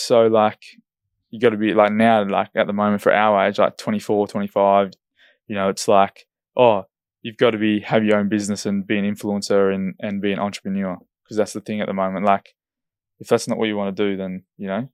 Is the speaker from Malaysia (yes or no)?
no; Esperance, Western Australia, Australia; now in Perth, Australia; I'm from Esperance and there's big fish down there